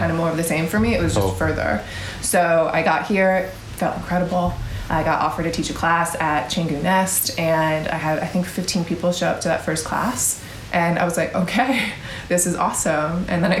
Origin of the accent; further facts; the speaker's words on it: New York, United States; moved away; I am originally from New York.